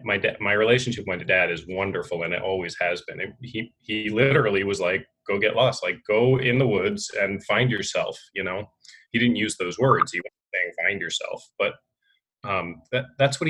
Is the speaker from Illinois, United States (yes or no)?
no; Northern Vermont, United States; moved away as an adult; also born or lived in upstate New York / New York City; I grew up in Northern Vermont